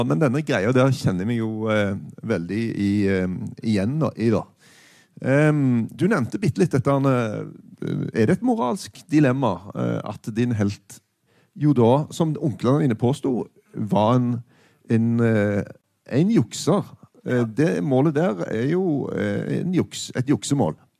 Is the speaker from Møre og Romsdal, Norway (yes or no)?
no; Stavanger, Rogaland, Norway; jeg er fra Stavanger.